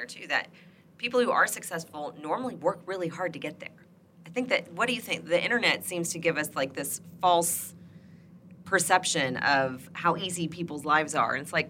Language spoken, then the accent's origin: English; Indiana, United States; I love it here. It's my home state.